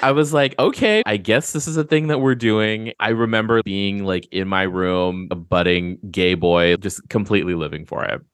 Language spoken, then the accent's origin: English; Guam; I grew up on Guam